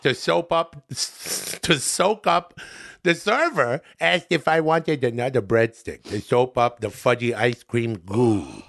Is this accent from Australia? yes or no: no; Canada; now in United States; I'm from Canada, where society is just a little bit different than it is here.